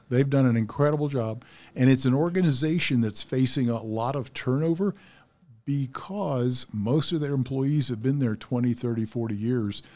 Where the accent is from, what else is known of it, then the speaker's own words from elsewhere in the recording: Ohio, United States; moved away; my town where I was born in Ohio